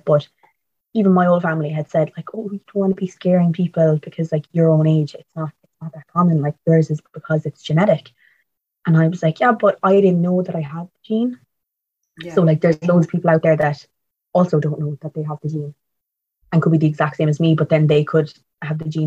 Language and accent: English; Tralee, Munster, Ireland; moved away as an adult; now in Cork, Ireland; I'm from Tralee, but I'm in Cork mostly because I'm in college there.